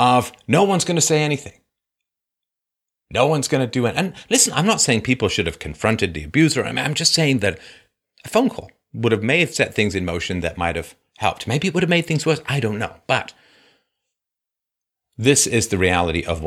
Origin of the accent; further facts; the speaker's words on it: England, United Kingdom; moved away; I grew up in England when I was little.